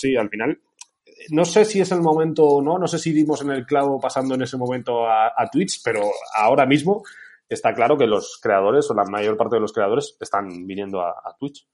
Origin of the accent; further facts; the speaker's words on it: Oña, Castile and León, Spain; yo soy de Burgos